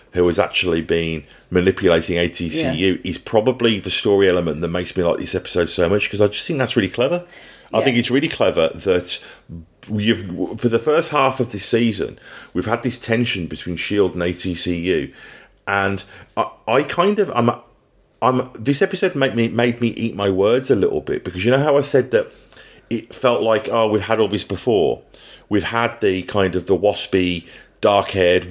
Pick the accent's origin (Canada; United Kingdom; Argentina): United Kingdom; England; now in New Zealand; being English